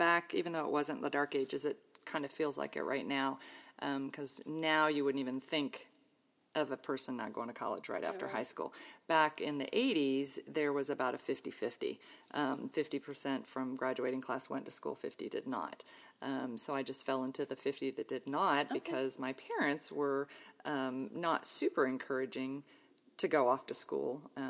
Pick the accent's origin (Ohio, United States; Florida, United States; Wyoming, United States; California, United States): Ohio, United States; born there; I was born in Ohio and have two older sisters. We're all within about 3 years of each other. So we're Irish triplets, as they say. We all were pretty good growing up, pretty close. We moved around a lot as kids.